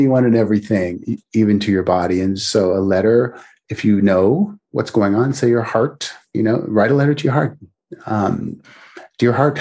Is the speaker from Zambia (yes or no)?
no; Canada; now in United States; I'm originally Canadian, but I'm in the US.